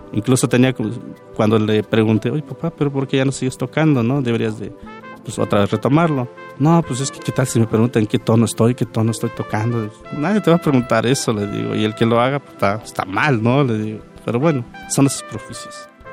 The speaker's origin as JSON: {"language": "Spanish", "region": "Oaxaca", "country": "Mexico", "also_born_or_lived": "Veracruz", "moved": "yes", "lives_now": "Mexico City, Mexico", "said": "cuando estoy en la Ciudad de México soy de Oaxaca, y cuando estoy en Barcelona pues, soy mexicano"}